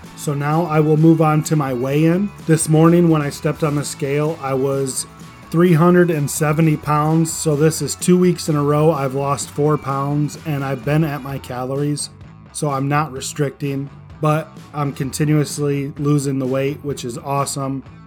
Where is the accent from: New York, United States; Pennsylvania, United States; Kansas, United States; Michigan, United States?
Michigan, United States; I call it a pop because I'm from Michigan.